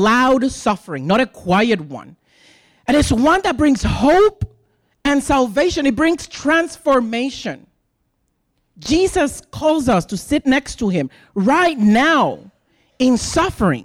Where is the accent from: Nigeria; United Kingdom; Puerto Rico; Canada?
Puerto Rico; English is a second language; moved away as an adult; also born or lived in Iowa City, Iowa; now in United States; I'm a gay Puerto Rican who just moved to the suburbs